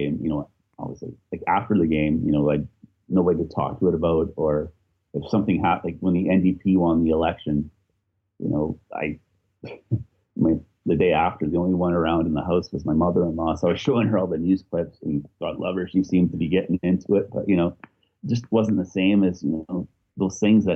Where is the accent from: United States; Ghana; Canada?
Canada; Edmonton, Alberta; moved away as an adult; now in Belfast, United Kingdom; growing up in Edmonton, growing up in Canada